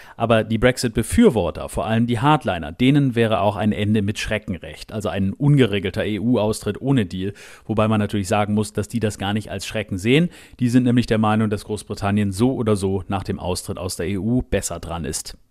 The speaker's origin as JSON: {"language": "German", "country": "Germany", "moved": "yes", "lives_now": "United Kingdom", "said": "ich als Deutscher"}